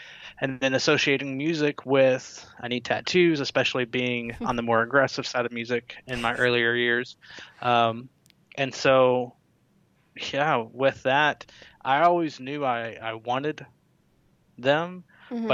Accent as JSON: {"language": "English", "town": "Mount Juliet", "region": "Tennessee", "country": "United States", "tie": "born or raised there", "also_born_or_lived": "California", "said": "I grew up in Mount Juliet, Tennessee, which is a suburb of Nashville"}